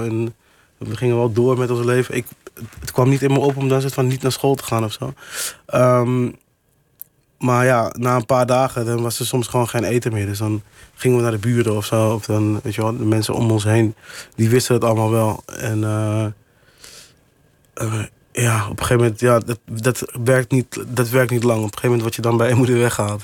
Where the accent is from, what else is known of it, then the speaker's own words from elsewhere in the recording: Amsterdam, North Holland, Netherlands; toen ik opgroeide in Amsterdam-Oost